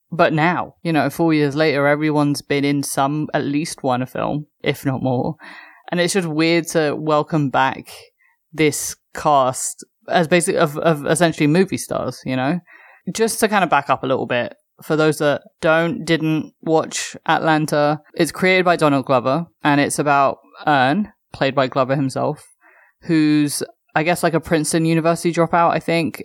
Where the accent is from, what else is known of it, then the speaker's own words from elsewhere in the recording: London, United Kingdom; as a Londoner